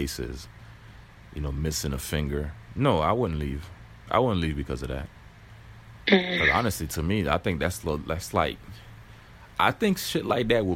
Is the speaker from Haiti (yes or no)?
yes; Haiti; now in United States; I was born in Haiti